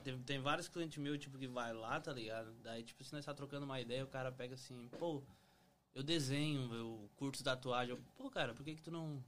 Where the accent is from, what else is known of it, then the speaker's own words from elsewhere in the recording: Araranguá, Santa Catarina, Brazil; now in United States; cidade pequena, Araranguá